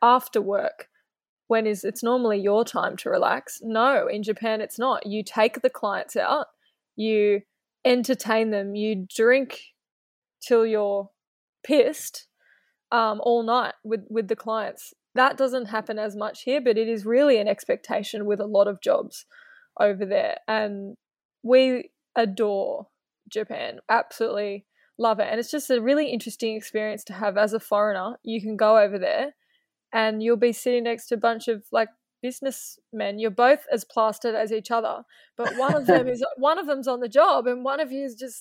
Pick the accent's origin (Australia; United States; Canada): Australia; as an Australian